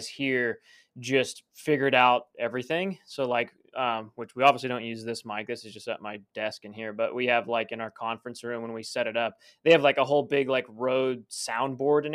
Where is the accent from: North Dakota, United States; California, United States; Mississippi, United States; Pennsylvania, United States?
California, United States; Southern; I grew up in Southern California